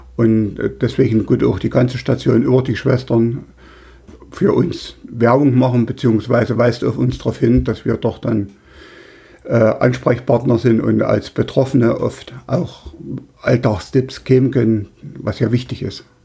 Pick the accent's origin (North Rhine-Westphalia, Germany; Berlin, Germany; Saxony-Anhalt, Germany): Saxony-Anhalt, Germany; Weißenfels; in meinem Heimatort in Weißenfels